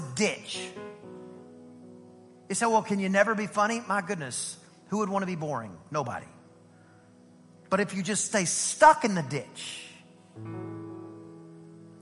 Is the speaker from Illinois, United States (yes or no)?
no; Southeast Texas, United States; I am from Southeast Texas. I'm a country kid